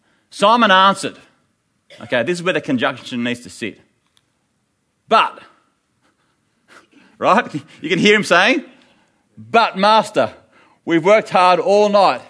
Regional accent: New Zealand; now in Africa; You know, we're from New Zealand, we've set it up here in Africa, and I'm thinking, a New Zealander, I can trust a New Zealander.

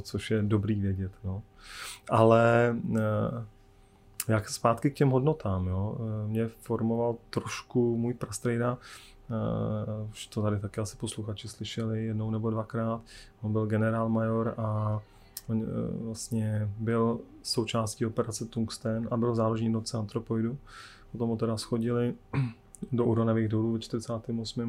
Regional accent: Czechia; jsme Češi

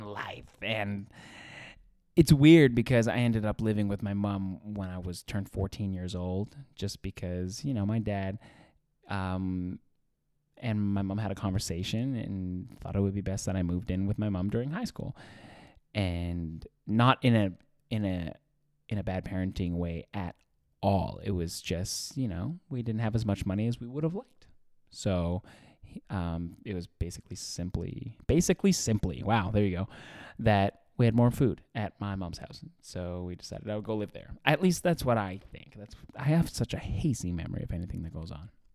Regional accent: Edmonton, Alberta, Canada; born or raised there; moved away

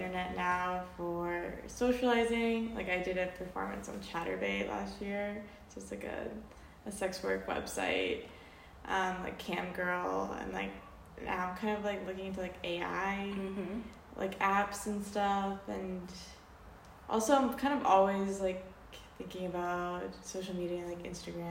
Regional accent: North Carolina, United States; moved away as an adult; I grew up in North Carolina, but not where I went to school

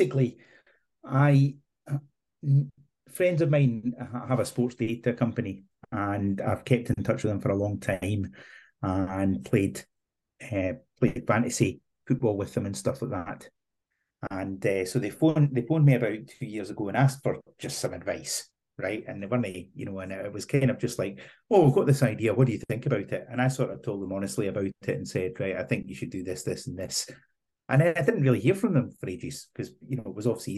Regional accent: Scotland, United Kingdom; now in Isle of Man; being a Scotsman

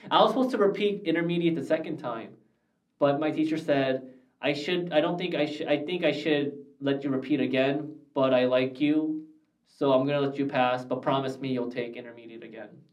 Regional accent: Glendale, California, United States; I grew up in Glendale, and when I grew up in Glendale, we had no Americana, no Galleria

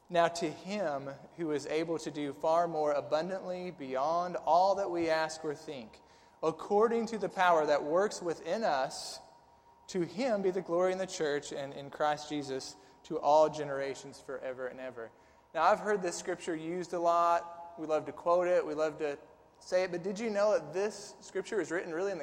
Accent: Southern Illinois, United States; now in Tennessee, United States; I'm from Southern Illinois

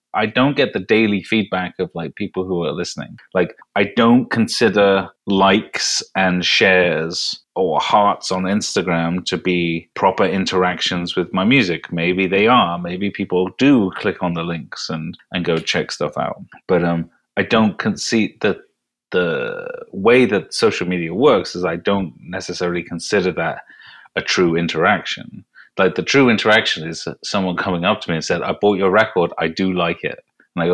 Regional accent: United Kingdom; as a Brit

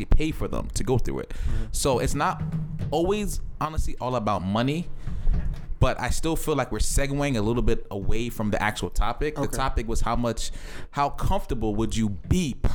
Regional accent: Essex County, New Jersey, United States; also born or lived in Ghana / Piscataway, New Jersey; growing up in Essex County and my parents like being nurses

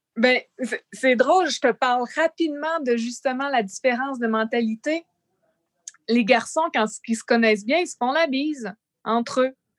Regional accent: Canada; now in France; je suis canadienne

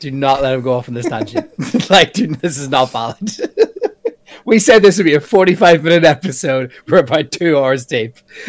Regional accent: Ireland; Being on home turf

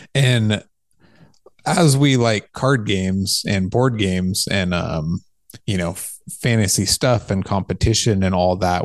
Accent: California, United States; also born or lived in Santa Barbara, California; I built my house where I grew up, um, outside of town in the country, Oak Woodland

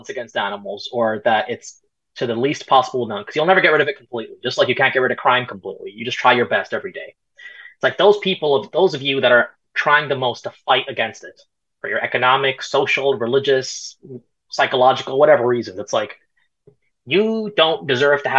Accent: Canada; also born or lived in Punjab, India (ancestry); I'm Canadian, but I'm also Punjabi. My family's from India and Punjab

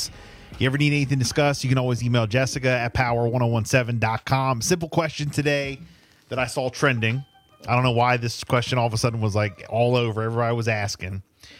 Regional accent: Louisiana, United States; One simple reason, I'm from Louisiana.

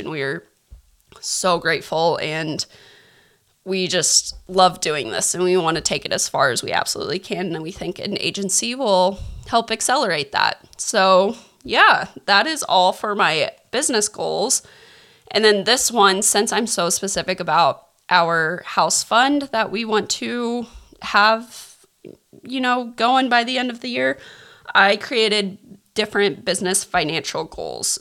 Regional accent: Kansas, United States; now in California, United States; I live in California. We're all from Kansas, so my mom still lives in Kansas

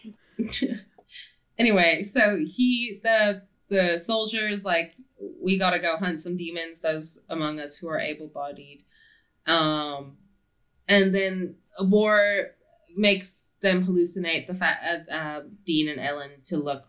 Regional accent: South Africa; as a South African

